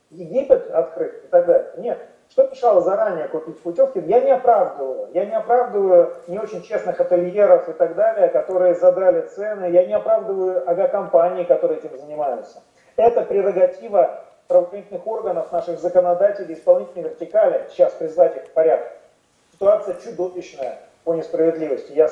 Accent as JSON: {"language": "Russian", "country": "Russia", "said": "Конечно, естественно. Я тоже россиянка."}